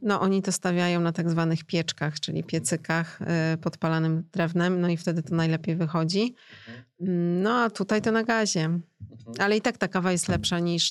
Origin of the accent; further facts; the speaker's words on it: Poland; mówię po rosyjsku, ale jestem z Polski